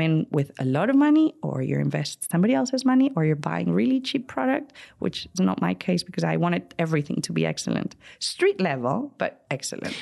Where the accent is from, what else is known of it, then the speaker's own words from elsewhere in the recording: Madrid, Community of Madrid, Spain; moved away as an adult; now in United States; growing up in Spain